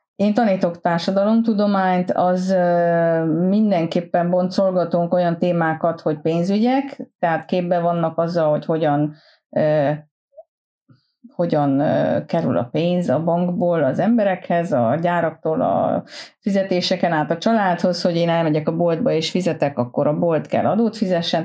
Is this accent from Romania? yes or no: yes; Transylvania, Romania; moved away as an adult; now in Sweden; én otthon Erdélyben volt egy úgynevezett tanítóképző középiskola. Én azt végeztem, ö, kilencediktől tizenharmadikig